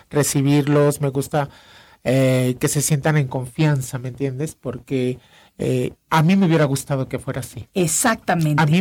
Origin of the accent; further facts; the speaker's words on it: Mexico; como mexicano